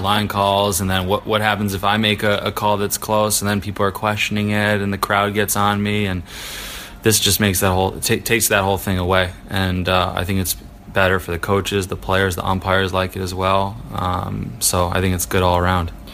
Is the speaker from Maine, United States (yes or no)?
no; Milwaukee, Wisconsin, United States; I grew up in Milwaukee, Wisconsin, training out of there